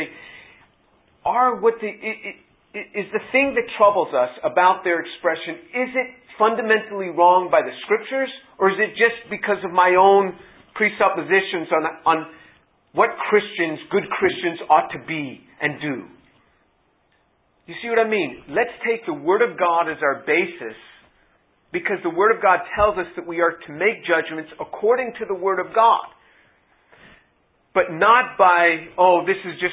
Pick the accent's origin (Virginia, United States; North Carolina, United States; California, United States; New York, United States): New York, United States; New York City; moved away as an adult; also born or lived in Indiana; originally I'm from New York City.